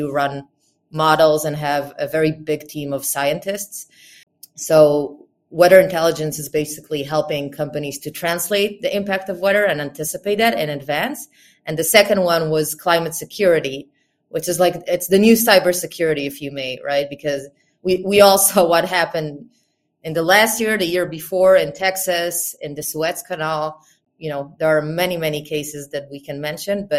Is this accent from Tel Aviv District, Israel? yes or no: yes; suburb of Tel Aviv, Tel Aviv District, Israel; I was born and raised here in Israel, around in a suburb of Tel Aviv. So just 15 minutes out of Tel Aviv